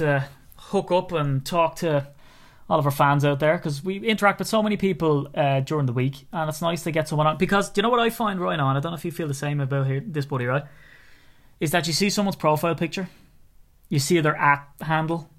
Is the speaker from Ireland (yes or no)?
yes; Ireland; from being an Irishman